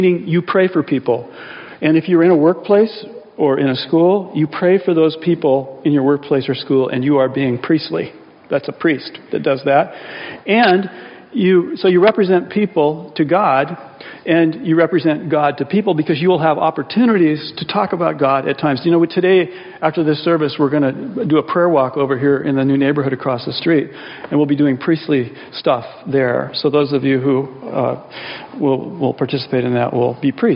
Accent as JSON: {"language": "English", "country": "United States", "said": "I'm an American"}